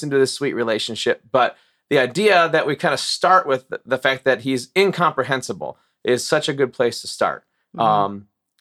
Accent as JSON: {"language": "English", "town": "Morris", "region": "Illinois", "country": "United States", "tie": "born or raised there", "also_born_or_lived": "Chicago suburbs, Illinois / Wisconsin", "moved": "as an adult", "said": "I grew up in Morris, went to grade school through high school there"}